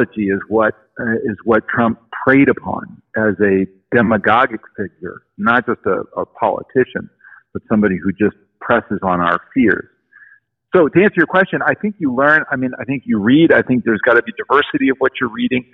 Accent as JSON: {"language": "English", "town": "Los Angeles", "region": "California", "country": "United States", "tie": "born or raised there", "said": "I grew up in Los Angeles in the 70s."}